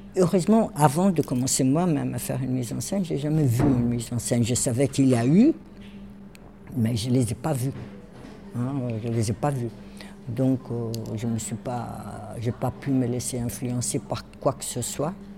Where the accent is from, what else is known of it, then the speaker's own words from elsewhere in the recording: Rio de Janeiro, Brazil; also born or lived in Germany; now in Paris, France; je suis née au Brésil, des parents allemands polonais